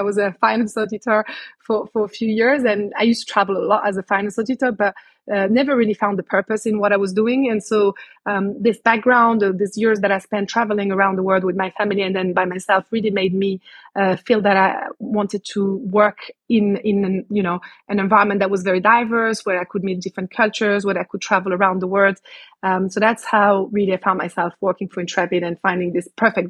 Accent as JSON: {"language": "English", "country": "Canada", "tie": "born or raised there", "also_born_or_lived": "Morocco", "said": "I was born in Morocco before they decided to then move to Canada for a few years where I spent my childhood."}